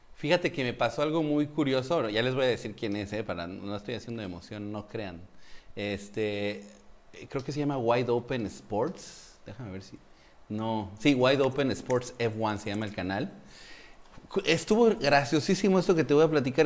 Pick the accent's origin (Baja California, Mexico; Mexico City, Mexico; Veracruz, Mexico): Mexico City, Mexico; moved away as an adult; now in Dominican Republic; yo soy de la Ciudad de México